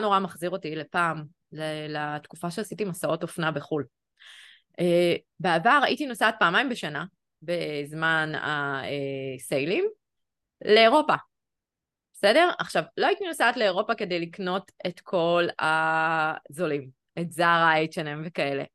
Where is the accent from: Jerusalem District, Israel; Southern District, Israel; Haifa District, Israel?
Jerusalem District, Israel; Jerusalem; born or raised there; moved away as an adult; also born or lived in Tel Aviv